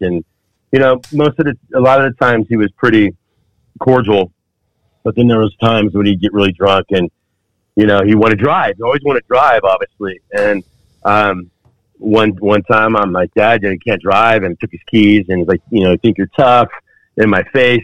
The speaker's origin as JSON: {"language": "English", "town": "Fountain Valley", "region": "California", "country": "United States", "tie": "born or raised there", "also_born_or_lived": "Parma, Cleveland, Ohio", "said": "we had a house there in Orange County, California, and moved out to by Huntington Beach, called Fountain Valley. And I grew up there"}